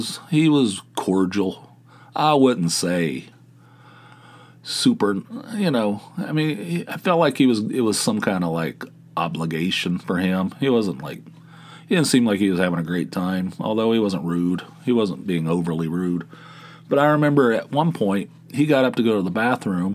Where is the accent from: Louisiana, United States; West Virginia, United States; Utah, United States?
West Virginia, United States; Dunbar; moved away as an adult; also born or lived in Atlanta, Georgia; Growing up in Dunbar, West Virginia, no access to anything